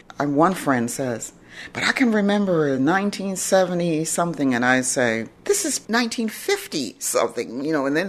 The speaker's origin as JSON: {"language": "English", "town": "Chicago", "region": "Illinois", "country": "United States", "tie": "born or raised there", "moved": "as an adult", "lives_now": "Washington, D.C., United States", "said": "I grew up in Chicago."}